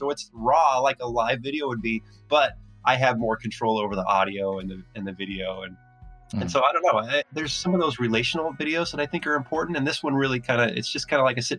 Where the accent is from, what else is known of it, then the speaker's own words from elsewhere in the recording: Oregon, United States; also born or lived in Washington / Arizona / San Diego; I've lived in Washington. I grew up in Oregon. I lived in Washington, lived in Arizona.